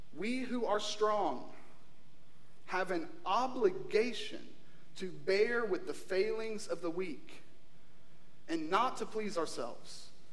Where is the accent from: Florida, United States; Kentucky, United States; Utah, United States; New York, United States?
Kentucky, United States; Eastern; moved away; we're from Kentucky